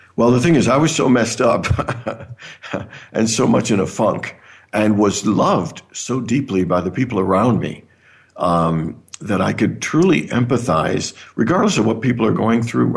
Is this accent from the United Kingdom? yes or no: no; near Toronto, Ontario, Canada; also born or lived in Caribbean; now in Phoenix, United States; I was born in the Caribbean. I actually grew up in Canada near Toronto.